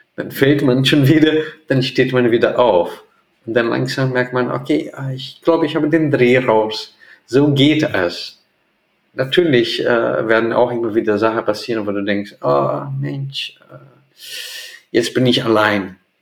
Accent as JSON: {"language": "German", "country": "Brazil", "tie": "born or raised there", "second_language": "German", "moved": "as an adult", "lives_now": "Hamburg, Germany", "said": "in Brasilien nicht. Das gibt es in der Region, wo ich groß geworden bin"}